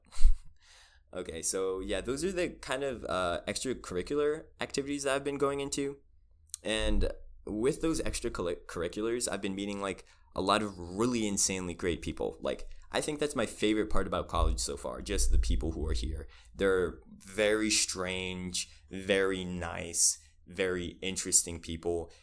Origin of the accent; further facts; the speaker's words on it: Spotsylvania, Virginia, United States; moved away as an adult; now in Richmond, United States; I was raised in Spaldovania, I did have, um, like, I was a minority in my elementary school